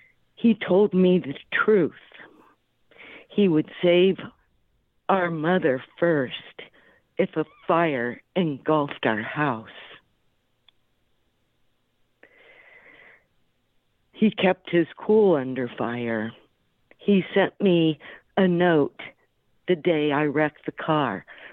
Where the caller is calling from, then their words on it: Florida, United States; I'm calling from Florida.